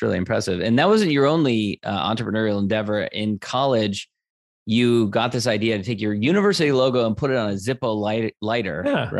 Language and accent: English; Massachusetts, United States; I partly grew up in Massachusetts, had some snowy winters there